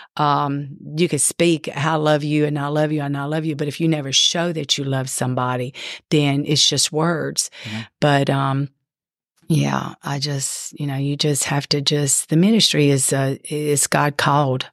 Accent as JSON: {"language": "English", "town": "Ponchatoula", "region": "Louisiana", "country": "United States", "tie": "born or raised there", "said": "I grew up in Louisiana in Ponchatoula, Louisiana"}